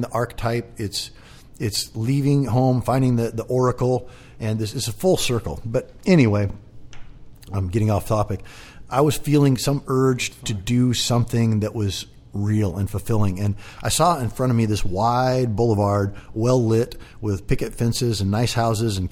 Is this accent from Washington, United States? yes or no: yes; Kelso, Washington, United States; moved away as an adult; now in San Diego, United States; I grew up in a little town called Kelso, Washington, right on the Columbia River, logging town. Spent my whole life there